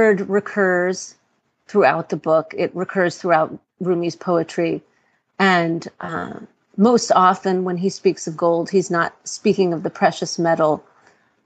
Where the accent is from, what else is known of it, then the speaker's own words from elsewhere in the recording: New York City, New York, United States; I live in Brooklyn. I was born in New York City to Iranian parents.